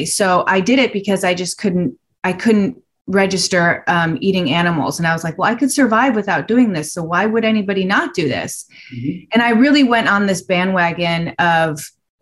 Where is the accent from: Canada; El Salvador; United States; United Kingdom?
United States; Chicago, Illinois; I grew up in Chicago